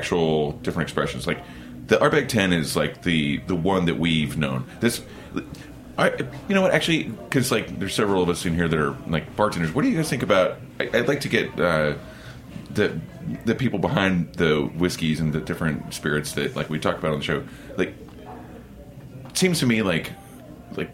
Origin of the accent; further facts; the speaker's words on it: Oklahoma, United States; moved away; I came from Oklahoma